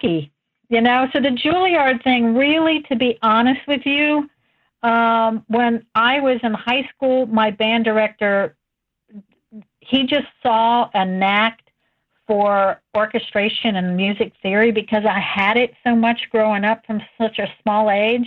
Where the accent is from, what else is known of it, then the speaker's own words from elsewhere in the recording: West Virginia, United States; also born or lived in Cleveland, Ohio; I grew up in West Virginia, believe it or not. I was born in Cleveland.